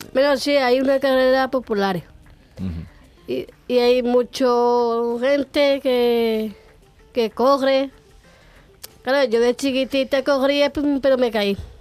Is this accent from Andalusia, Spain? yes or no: yes; Constantina, Andalusia, Spain; soy de Cotastina